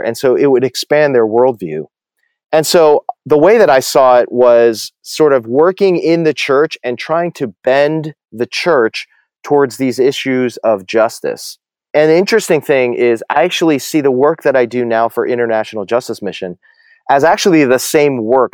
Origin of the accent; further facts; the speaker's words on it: New Jersey, United States; moved away as an adult; also born or lived in New York City / Dallas / Massachusetts / Atlanta; I grew up in New Jersey, you know, suburban, middle class, upper middle class New Jersey suburb, uh, all my life